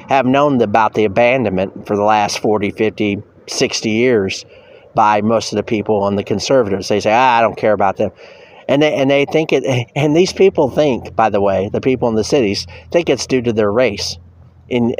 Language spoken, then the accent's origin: English; near Gary, Indiana, United States; I grew up near Gary, Indiana